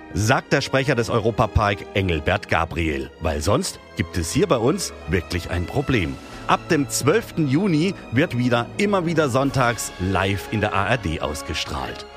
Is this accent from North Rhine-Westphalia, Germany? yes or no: no; Hanover, Lower Saxony, Germany; now in Rust, Germany; Ich komme ja aus Hannover gebürtig